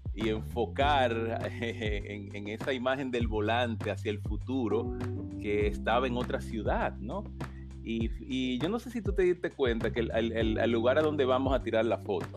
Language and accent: Spanish; Santo Domingo, Dominican Republic; yo soy caribeño